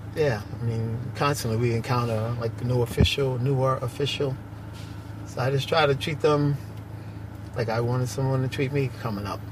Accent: New York City, New York, United States; I grew up in Bedford Stuyvesant, Brooklyn

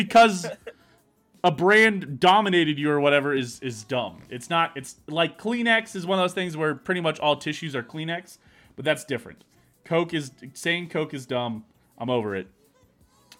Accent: Kansas City, United States; We grew up in Kansas City, and Kansas City is a weird mesh of kind of all of it

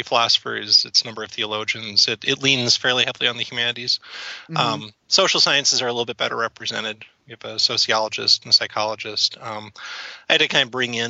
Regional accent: Minnesota, United States; I'm from Minnesota originally.

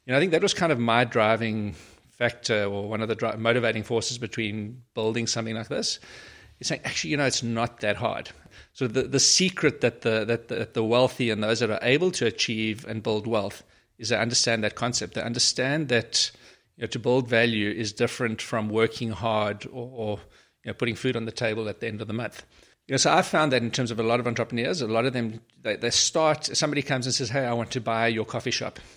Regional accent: Port Elizabeth, Eastern Cape, South Africa; moved away as an adult; also born or lived in Pretoria / Johannesburg; been born in Pretoria, I grew up in Port Elizabeth many years ago

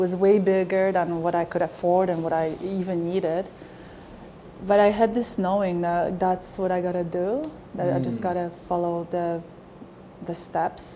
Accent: Poland; moved away as an adult; now in Canada; I was born in Poland in 1976

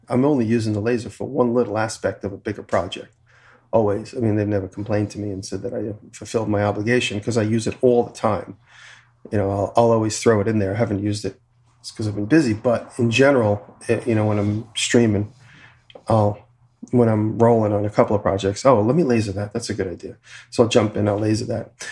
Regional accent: Long Island, New York, United States; moved away; I'm from Long Island

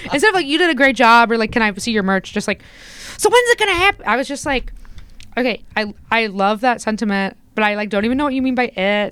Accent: Indiana, United States; where I grew up in Indiana

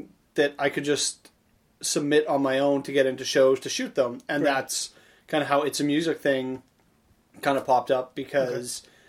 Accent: Saskatchewan, Canada; moved away as an adult; also born or lived in Estevan, Saskatchewan / Regina, Saskatchewan; now in Winnipeg, Canada; even before I moved to Winnipeg from Saskatchewan. Yes, I'm from Saskatchewan.

